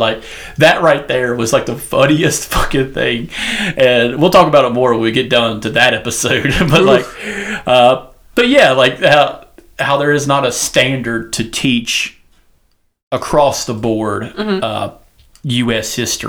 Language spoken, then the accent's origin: English; the South, United States; accent: southern; I lost my accent, and then I used the whole word like this, and I could hide my southern accent until I get angry.